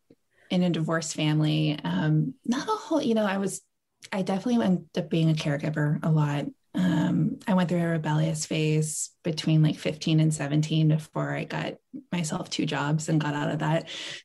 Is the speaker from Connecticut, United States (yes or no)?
no; Tampa, Florida, United States; also born or lived in military moves; So I'm from Tampa, Florida, raised there. I was a military brat. So we moved to a lot of places.